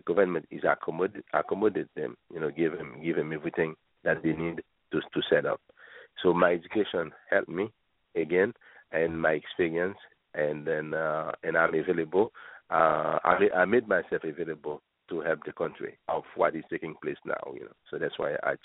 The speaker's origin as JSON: {"language": "English", "town": "Chicago", "region": "Illinois", "country": "United States", "tie": "born or raised there", "said": "I grew up in the Midwest, uh, in the Chicago area, so I know the Midwest very well"}